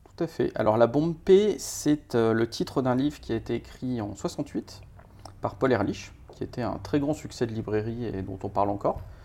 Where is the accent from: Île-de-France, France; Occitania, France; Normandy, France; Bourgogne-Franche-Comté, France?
Île-de-France, France; Paris; j'ai 40 ans, je suis parisien